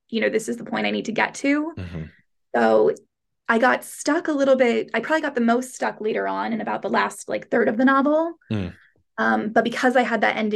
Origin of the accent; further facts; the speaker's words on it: United States; moved away as an adult; now in London, United Kingdom; I am American and I live in London.